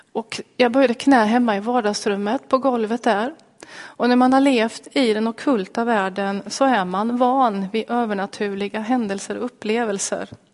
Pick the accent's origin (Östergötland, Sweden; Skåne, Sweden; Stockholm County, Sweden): Östergötland, Sweden; Linköping; Jag kommer alltså från Linköping